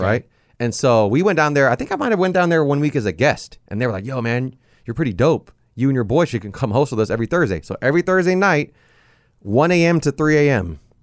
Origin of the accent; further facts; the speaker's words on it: Long Beach, California, United States; also born or lived in San Pedro; I grew up in Long Beach